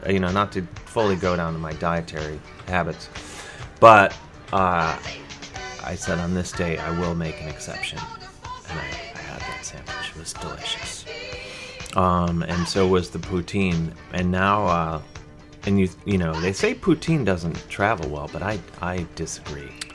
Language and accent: English; Cleveland, Ohio, United States; born or raised there; now in New York City, United States